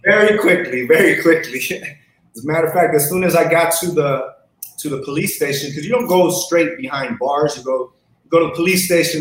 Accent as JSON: {"language": "English", "town": "Los Angeles", "region": "California", "country": "United States", "tie": "born or raised there", "said": "I grew up in South Central."}